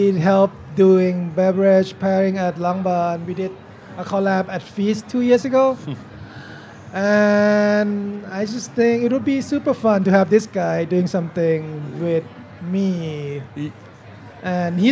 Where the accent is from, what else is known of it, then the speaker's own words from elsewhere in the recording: Bangkok, Thailand; moved away as an adult; now in Portland, United States; Born and raised in Bangkok, moved to Portland in 2000